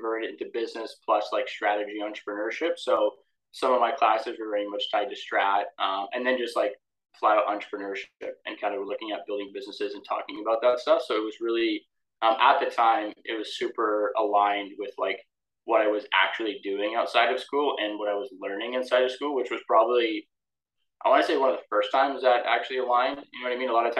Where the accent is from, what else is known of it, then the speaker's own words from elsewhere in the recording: Windsor, Ontario, Canada; There wasn't really anyone in my territory, which was kind of good because I had the entire Windsor area to operate in.